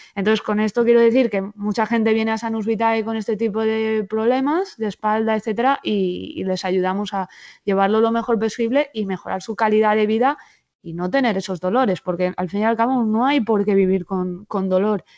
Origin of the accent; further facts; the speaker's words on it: Alzira, Valencian Community, Spain; now in Valencia, Spain; mi familia He tenido durante 52 años un bar en, eh, en Alcira, mi pueblo